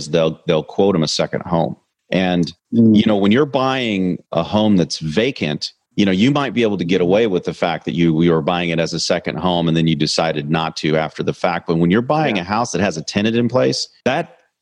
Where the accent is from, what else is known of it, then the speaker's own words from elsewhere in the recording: Kansas City, United States; I'm from Kansas City